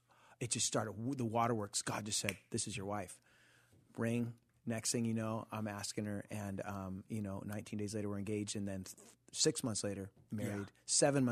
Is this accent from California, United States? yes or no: yes; Costa Mesa, California, United States; born or raised there